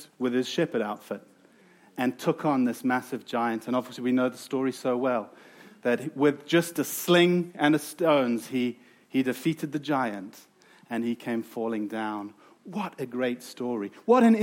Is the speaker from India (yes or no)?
no; South Africa; accent: South African; moved away; you've probably heard from my accent that I am from South Africa